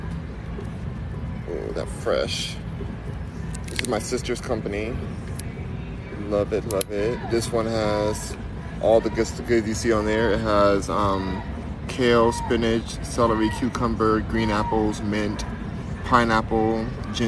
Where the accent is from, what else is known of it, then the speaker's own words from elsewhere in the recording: California, United States; I am from Cali. Born and raised